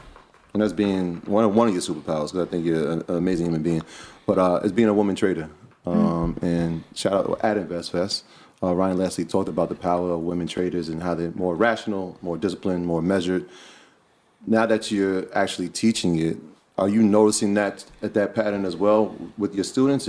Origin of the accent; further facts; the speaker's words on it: Jamaica; No, I'm Jamaican.